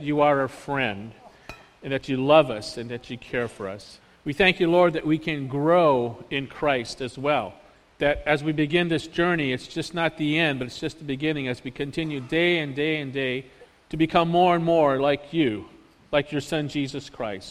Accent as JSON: {"language": "English", "country": "United States", "said": "we Americans"}